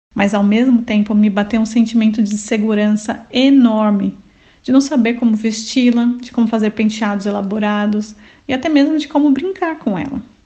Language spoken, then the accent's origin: Portuguese; Paulista, São Paulo, Brazil; moved away as an adult; now in Milan, Italy; Nós somos paulistas e somos da Igreja Videira